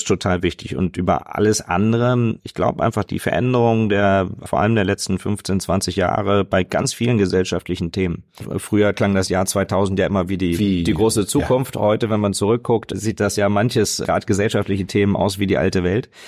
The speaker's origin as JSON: {"language": "German", "town": "Hanover", "region": "Lower Saxony", "country": "Germany", "tie": "born or raised there", "said": "ich bin in der Kirche aufgewachsen, ähm, in, in einer ganz äh, tollen evangelischen Gemeinde, ähm, wo wirklich äh, damals in Hannover"}